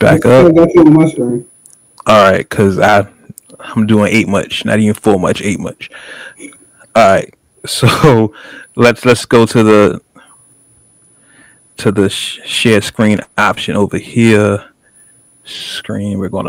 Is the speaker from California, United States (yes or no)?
yes; California, United States; I am Californian through and through.